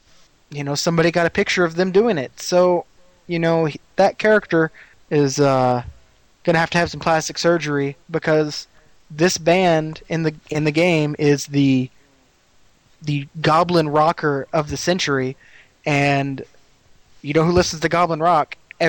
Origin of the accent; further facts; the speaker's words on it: Las Vegas, Nevada, United States; You know, I'm from Las Vegas. The Killers is a band in Las Vegas.